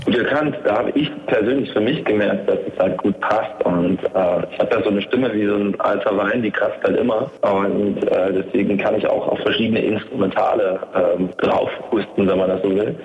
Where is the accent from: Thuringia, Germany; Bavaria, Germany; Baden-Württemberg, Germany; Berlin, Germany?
Thuringia, Germany; Erfurt; bleibe ich denn jetzt in meiner Heimatstadt Erfurt